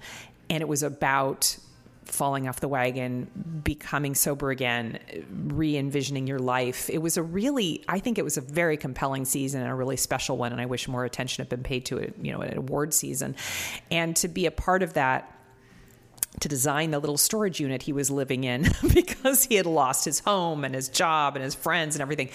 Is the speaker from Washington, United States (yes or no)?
yes; Seattle, Washington, United States; also born or lived in New York; I grew up in Seattle and then I lived for 10 years in New York, but then I came back and settled down there